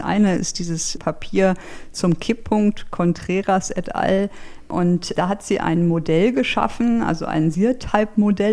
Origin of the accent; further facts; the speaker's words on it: Germany; kam ich mir als Deutscher, sage ich mal, wirklich blöd vor